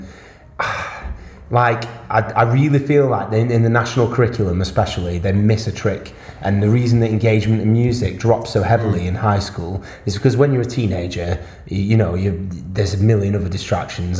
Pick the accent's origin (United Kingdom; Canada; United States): United Kingdom; Wales; I'm from Wales